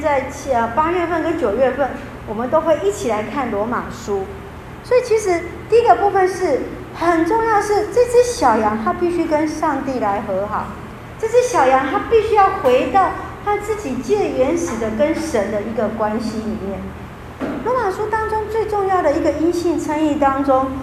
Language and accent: Chinese; Taiwan; 我们台湾人的传统